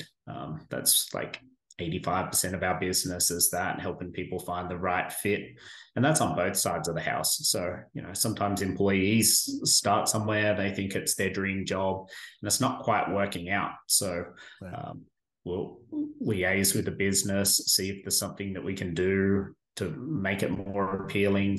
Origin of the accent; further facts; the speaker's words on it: Australia; moved away as an adult; now in Caldwell, United States; grew up in Australia, spent 15 years serving in the Australian military over there